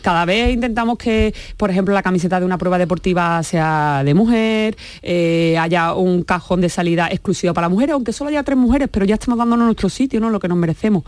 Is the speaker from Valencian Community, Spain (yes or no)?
no; Seville, Andalusia, Spain; soy sevillana y evidentemente es una ciudad futbolera